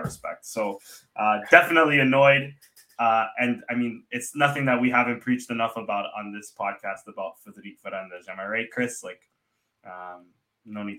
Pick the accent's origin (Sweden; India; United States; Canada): Canada; as a Canadian